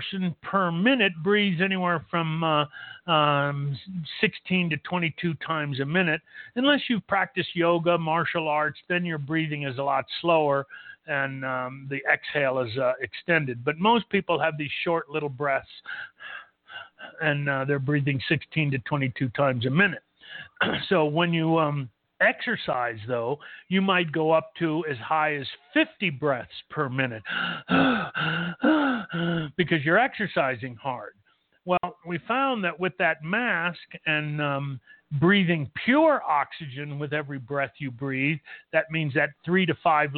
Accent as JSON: {"language": "English", "town": "Los Angeles", "region": "California", "country": "United States", "tie": "born or raised there", "moved": "as an adult", "lives_now": "El Paso, United States", "said": "I was born and raised in Los Angeles."}